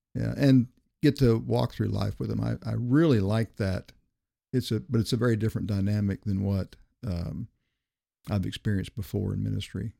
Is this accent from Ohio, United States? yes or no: no; Miami, Florida, United States; also born or lived in Greer, South Carolina; I grew up in Miami, Florida, graduated in nineteen seventy